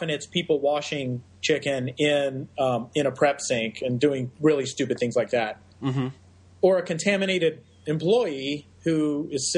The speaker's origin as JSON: {"language": "English", "region": "Texas", "country": "United States", "said": "my home state of Texas"}